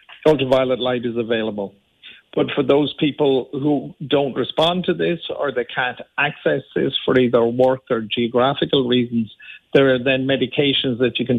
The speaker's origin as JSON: {"language": "English", "town": "Limerick", "region": "Munster", "country": "Ireland", "tie": "born or raised there", "said": "Well, just born in Limerick. I grew up in Limerick and still have my family still live in Dura Doyle."}